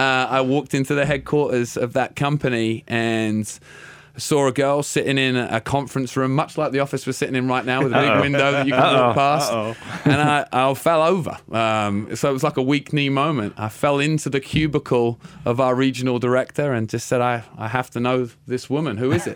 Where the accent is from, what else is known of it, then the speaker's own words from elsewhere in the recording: England, United Kingdom; My mum was a teacher growing up in England.